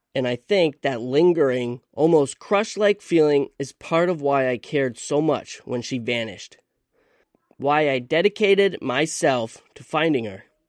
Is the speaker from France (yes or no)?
no; Vermont, United States; I'm from Vermont